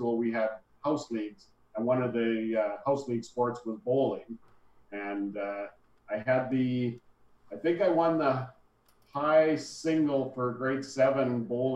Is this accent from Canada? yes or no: yes; Calgary, Alberta, Canada; I grew up in Calgary, bowled in Calgary